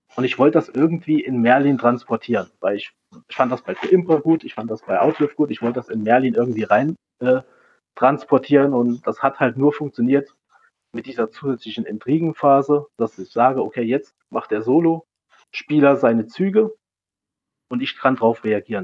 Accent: Saarland, Germany; als Saarländer

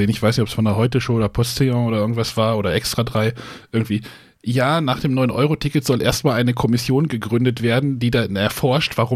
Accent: Braunschweig, Lower Saxony, Germany; ich komme aus Braunschweig, hab mich schon gewundert, warum die Züge so voll waren.

